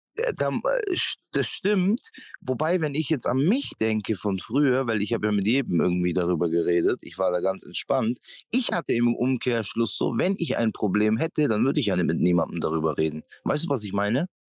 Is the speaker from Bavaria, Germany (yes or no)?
yes; Memmingen, Bavaria, Germany; moved away; die Stadt, wo ich aufgewachsen bin, muss man auch dazu sagen, ähm, wie viele Einwohner hat Memmingen